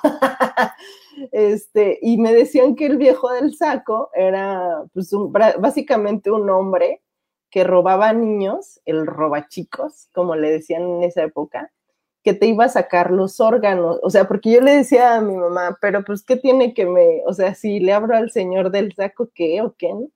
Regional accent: Mexico; la cultura que tenemos como mexicanos

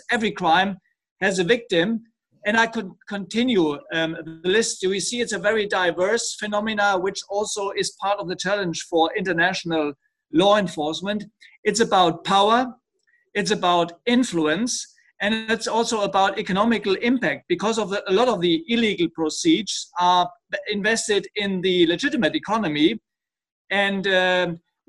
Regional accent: Germany; moved away as an adult; now in Lyon, France; my home country, Germany

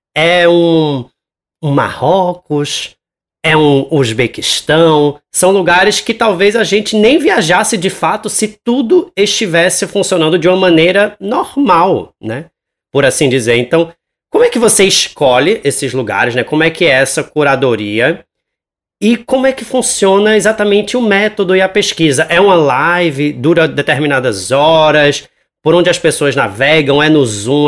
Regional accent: Pernambuco, Brazil; aqui na minha terra

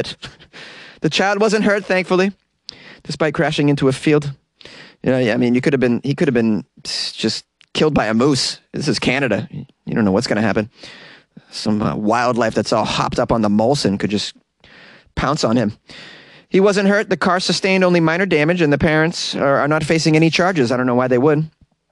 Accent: Boston, Massachusetts, United States; now in Los Angeles, United States; I'm a Bostonian

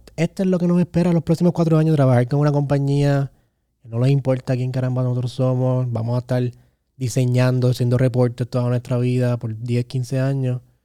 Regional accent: Carolina, Puerto Rico; yo soy de Carolina

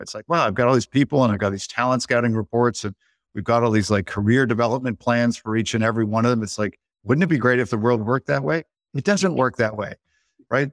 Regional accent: Canada; now in United States; I am Canadian by birth. I live in the States, dual citizen

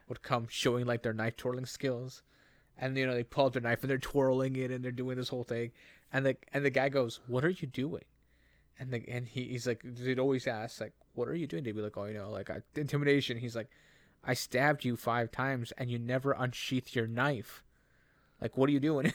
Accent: Canada; we're Canadian

